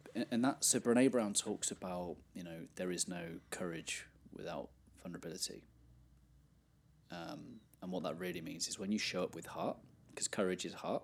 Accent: England, United Kingdom; I grew up in England where not many young men were Christians

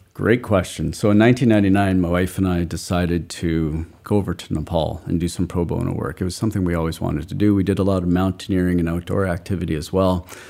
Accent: Calgary, Alberta, Canada; moved away as an adult; also born or lived in Montreal, Canada; now in Cousins Island, Maine, United States; I grew up in Calgary, Alberta, Canada.

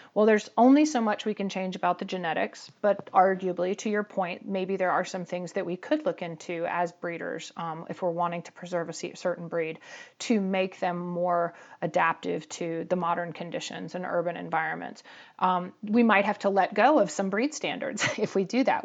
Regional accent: Atlanta, Georgia, United States; I grew up in Atlanta in the seventies

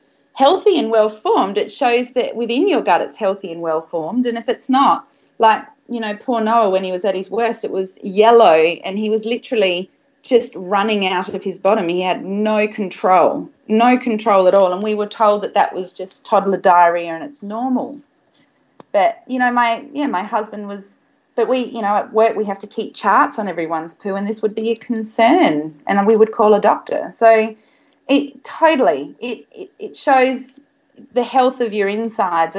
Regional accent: Australia; I was brought up in Australia

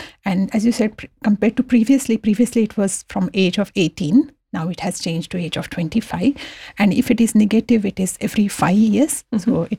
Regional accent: India; moved away as an adult; when I came from India about 16, 17 years ago, in India, they don't have this public health screening program.

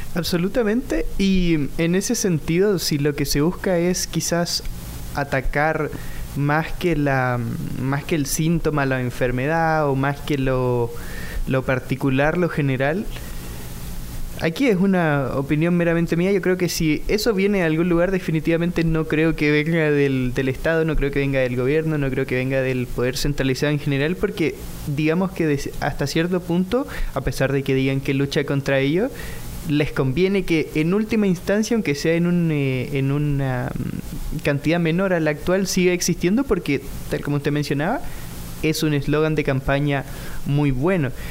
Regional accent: Chile; moved away; vengo de Chile

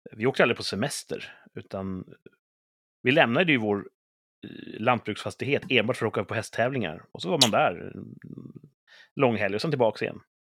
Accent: Sweden

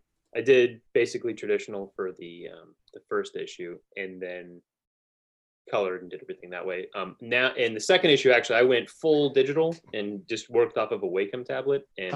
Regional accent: California, United States; moved away as an adult; now in Fort Smith, United States; I lived in California my whole life.

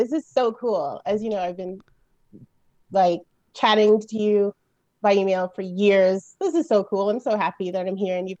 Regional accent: Quebec, Canada; also born or lived in England; now in Edmonton, Canada; I grew up in Quebec and under Charest as well.

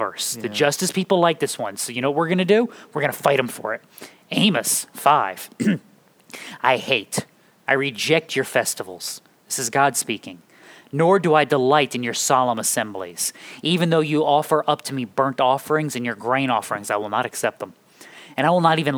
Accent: Ireland; I'm Irish

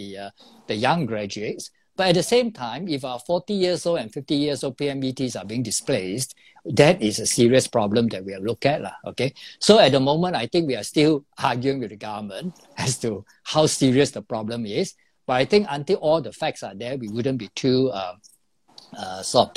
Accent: Singapore; we are not only born as Singaporeans by accident, but we are brought up by Singaporeans, you know, and we are here for generations

